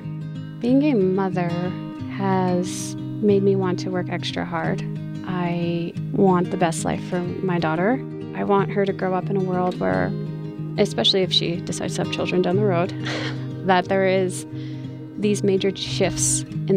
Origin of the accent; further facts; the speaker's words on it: Rocky Boy's Reservation, Montana, United States; I was born and raised on the Rocky Boys Reservation here in Montana